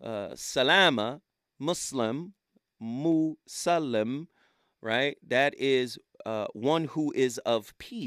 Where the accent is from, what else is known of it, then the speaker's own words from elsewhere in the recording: Chattanooga, Tennessee, United States; I'm from Chattanooga